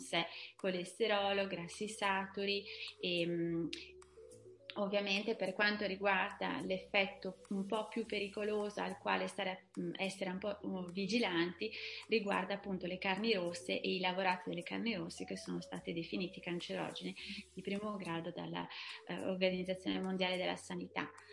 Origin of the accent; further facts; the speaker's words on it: Veneto, Italy; moved away as an adult; also born or lived in Brussels / Paris; now in southern France; sono veneta